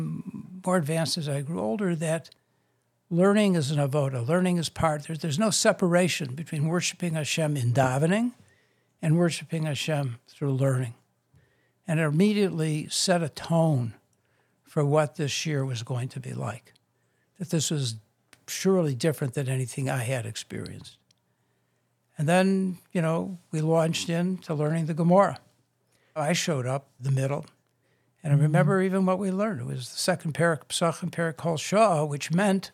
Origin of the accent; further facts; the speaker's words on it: Chicago, Illinois, United States; I grew up on the South Side and South Shore